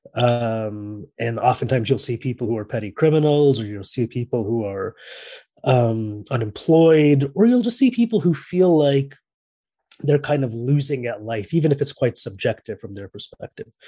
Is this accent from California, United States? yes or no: yes; San Francisco, California, United States; moved away as an adult; also born or lived in Paris / Barcelona; now in London, United Kingdom; I was born and raised in San Francisco, California